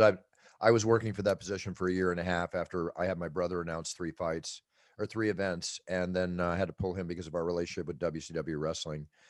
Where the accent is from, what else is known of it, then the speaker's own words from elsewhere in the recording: Philadelphia, Pennsylvania, United States; moved away; also born or lived in Malibu, California; where we grew up in Philadelphia